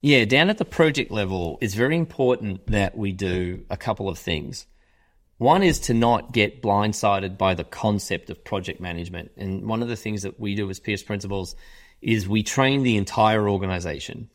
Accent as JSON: {"language": "English", "town": "Melbourne", "region": "Victoria", "country": "Australia", "tie": "born or raised there", "also_born_or_lived": "United Kingdom", "moved": "as an adult", "lives_now": "Chicago, United States", "said": "I'm from Australia, yes, I, I'm from Australia. I grew up in Australia."}